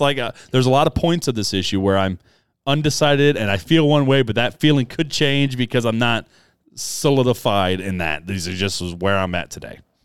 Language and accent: English; United States; I was born as an American.